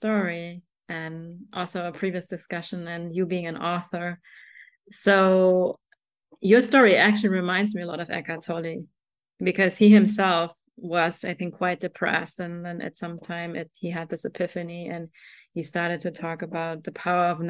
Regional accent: Germany; moved away; me growing up in Germany, I'm like a 5'3", beautiful girl, a woman, right? But in Germany, growing up, I was very short

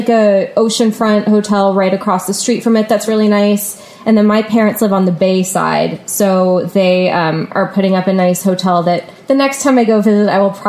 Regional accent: Virginia Beach, Virginia, United States; moved away as an adult; I'm not from New Orleans. I'm from Virginia Beach, Virginia.

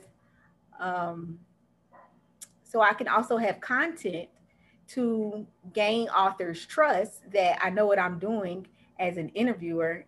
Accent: Dayton, Ohio, United States; now in Orlando, United States; I'm actually from Dayton, Ohio, and I currently reside in Orlando, Florida

